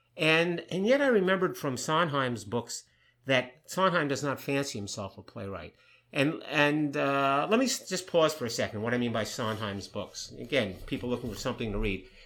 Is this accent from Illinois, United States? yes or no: no; New York, United States; I grew up in New York. I'm a, a Jewish person from New York